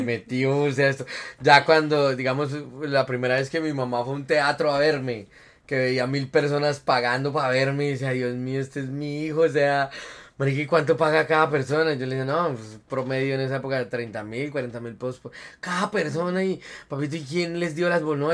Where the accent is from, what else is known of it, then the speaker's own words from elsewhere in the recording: Boyacá, Colombia; yo soy un boyacense, completamente boyacense. Bueno, mi mamá es de Santander, de una parte de Colombia que se llama Santander, mi papá es de Boyacá, yo nací en Boyacá, en un pueblito que se llama Genesano